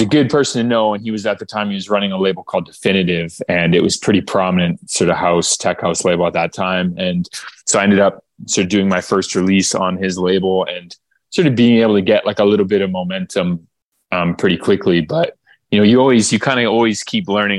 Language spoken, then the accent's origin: English; Okotoks, Alberta, Canada; moved away as an adult; also born or lived in Calgary, Alberta; now in Toronto, Canada; I grew up in Calgary, uh, Calgary, Alberta, Canada. Um, actually, in a town called Okotoks